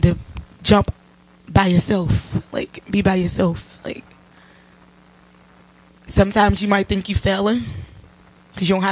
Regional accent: Cincinnati, Ohio, United States; I am from Cincinnati, Ohio.

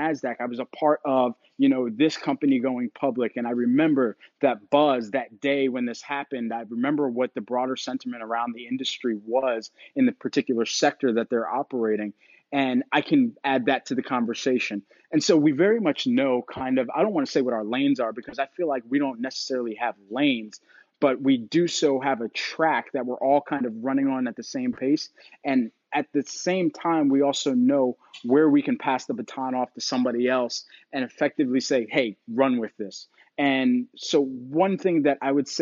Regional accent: Philadelphia, Pennsylvania, United States; I'm from Philadelphia

